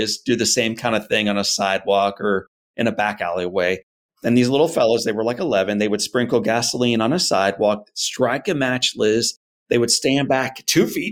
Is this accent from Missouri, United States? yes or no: yes; St. Louis, Missouri, United States; I'm a Missouri guy, born and raised in St. Louis